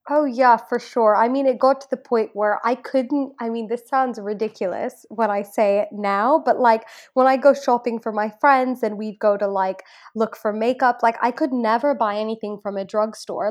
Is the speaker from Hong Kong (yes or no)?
yes; Hong Kong; moved away as an adult; now in United Kingdom; I am Indian ethnically, um, and I did grow up in Hong Kong for my whole life